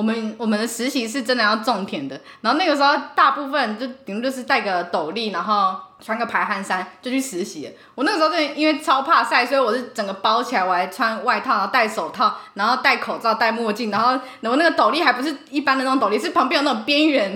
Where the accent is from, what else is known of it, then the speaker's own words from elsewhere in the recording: Kaohsiung, Taiwan; moved away as an adult; also born or lived in Taichung; 我是高雄人